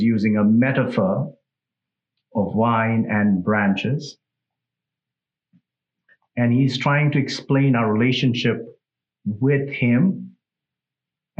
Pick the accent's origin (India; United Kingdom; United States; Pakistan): India; English is a second language; moved away; I'm from India